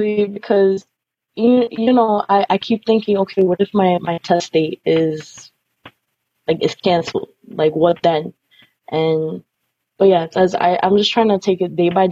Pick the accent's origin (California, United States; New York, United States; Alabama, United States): New York, United States; I'm Colombian, but I was born here in New York